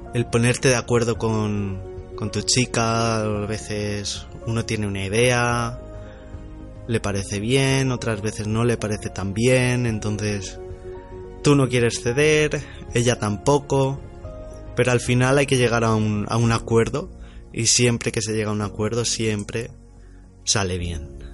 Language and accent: Spanish; Ibiza, Balearic Islands, Spain; soy de, soy de Ibiza, soy español